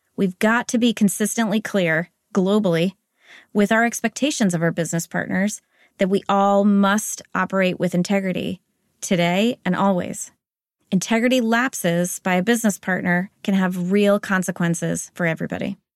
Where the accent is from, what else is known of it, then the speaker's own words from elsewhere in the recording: United States; accent: American; moved away as an adult; also born or lived in Spain; now in Zurich, Switzerland; I was raised in the United States, so this is an American accent that you're hearing